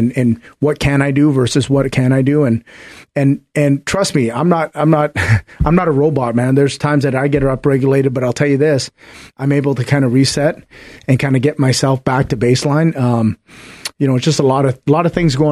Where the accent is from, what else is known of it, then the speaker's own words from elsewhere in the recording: Canada; I'm Canadian